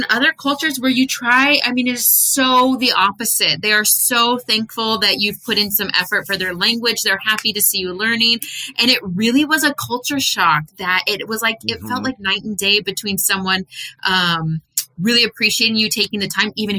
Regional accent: United States; my experience growing up in the United States

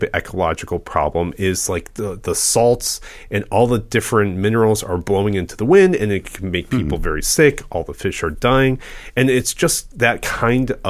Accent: Midwest, United States; I'm from the Midwest and I lived on Lake Erie

